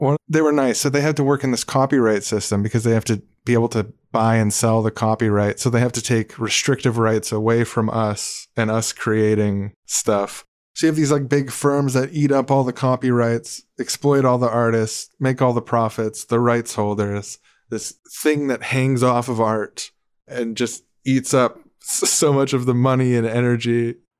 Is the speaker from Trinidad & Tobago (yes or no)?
no; Canada; we're Canadian podcast